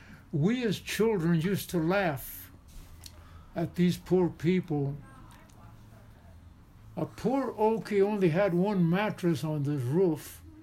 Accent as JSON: {"language": "English", "town": "Seligman", "region": "Arizona", "country": "United States", "tie": "born or raised there", "said": "my parents came from Mexico to Seligman, Arizona, the winter of 1917. Hmm. And I was born on Old Route 66, one block south of here."}